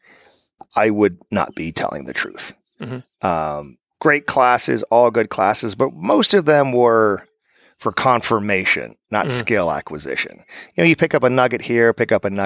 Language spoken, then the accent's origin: English; United States; I'm an American